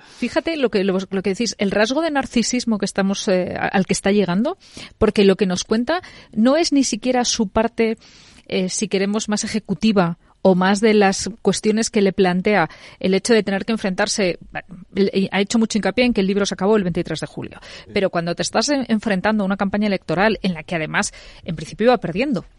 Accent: Spain; como españoles

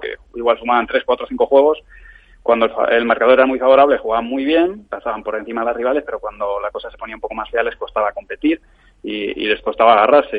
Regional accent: Madrid, Community of Madrid, Spain; yo soy de Madrid

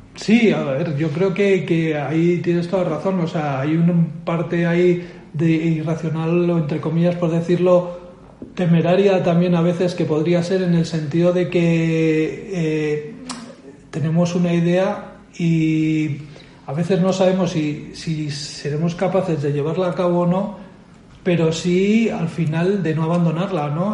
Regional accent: Bilbao, Basque Country, Spain; moved away as an adult; now in Madrid, Spain; soy natural de, Bilbao, aunque llevo mucho tiempo fuera, ¿vale? Llevo a los 25 años me vine a Madrid

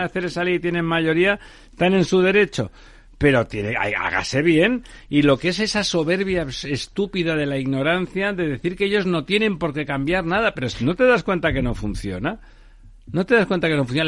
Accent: Barcelona, Catalonia, Spain; now in Madrid, Spain; yo soy de Barcelona, estoy en Madrid por, por muchos motivos, incluidos porque no me llevo bien con los tontos de mi pueblo

